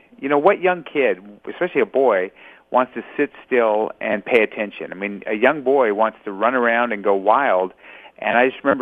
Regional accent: Los Angeles, California, United States; I was born in Los Angeles. So California born and raised

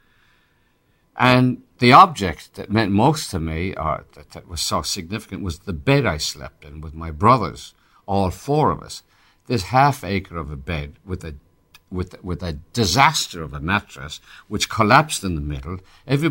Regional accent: Ireland; accent: Irish; now in United States; I'd lose my Irish accent

